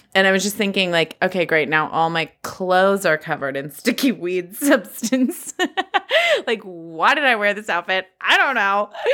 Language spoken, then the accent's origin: English; California, United States; I was born and raised here in California just thirty-five years ago